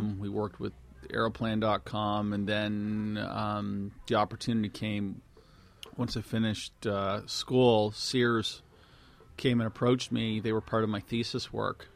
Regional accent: Halifax, Nova Scotia, Canada; accent: East Coast; moved away as an adult; now in Montreal, Canada; I grew up in Halifax all the way through school

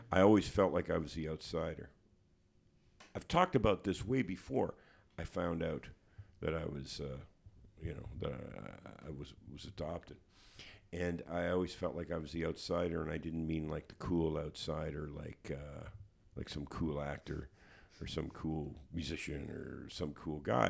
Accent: Hamilton, Ontario, Canada; growing up on East thirty-sixth Street in Hamilton

